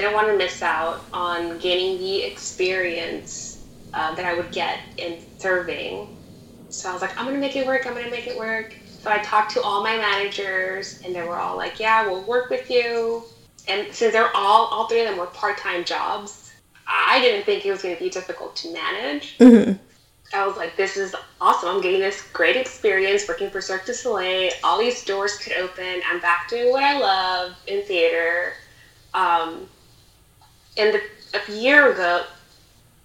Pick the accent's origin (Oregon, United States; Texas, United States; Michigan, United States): Texas, United States; Rio Grande Valley; also born or lived in Houston; I'm from the Rio Grande Valley, and I moved to Houston 1.5 years ago